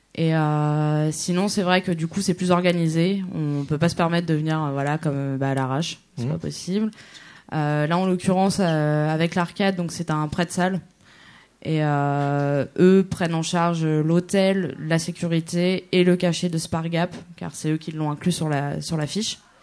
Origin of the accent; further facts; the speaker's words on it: Normandy, France; je suis de Normandie.